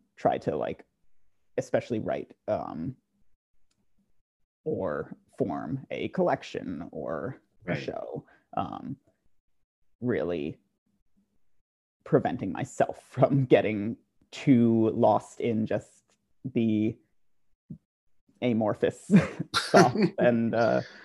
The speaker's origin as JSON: {"language": "English", "region": "New Jersey", "country": "United States", "tie": "born or raised there", "said": "my hometown in New Jersey"}